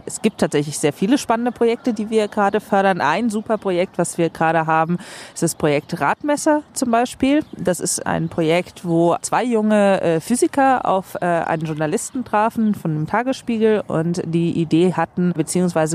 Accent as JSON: {"language": "German", "country": "Sweden", "tie": "born or raised there", "moved": "as an adult", "lives_now": "Germany", "said": "Ich bin in Schweden geboren und aufgewachsen."}